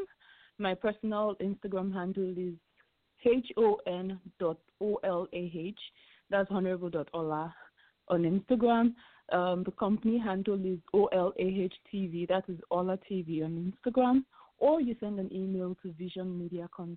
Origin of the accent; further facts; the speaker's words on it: Nigeria; I'm from Nigeria, proudly Nigerian.